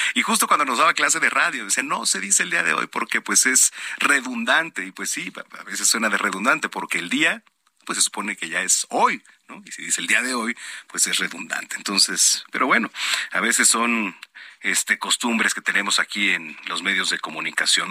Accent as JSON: {"language": "Spanish", "country": "Mexico", "said": "como mexicanos"}